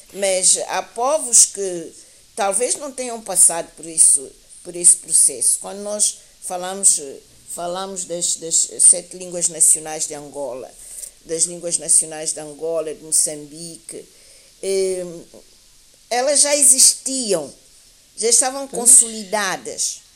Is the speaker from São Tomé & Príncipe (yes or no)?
yes; São Tomé & Príncipe; aqui em São Tomé e Príncipe